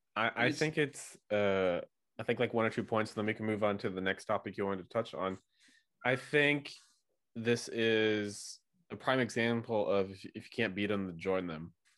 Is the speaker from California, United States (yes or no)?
no; St. Louis, Missouri, United States; So I'm near from St. Louis, Missouri, but not small